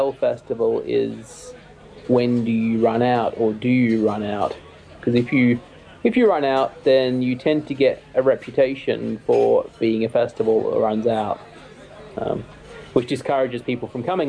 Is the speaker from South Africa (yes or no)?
no; Australia; moved away as an adult; now in United Kingdom; As an Australian coming here for the first time